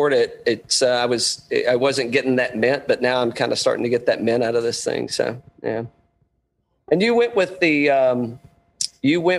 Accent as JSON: {"language": "English", "region": "East Tennessee", "country": "United States", "tie": "born or raised there", "moved": "yes", "said": "I grew up in East Tennessee"}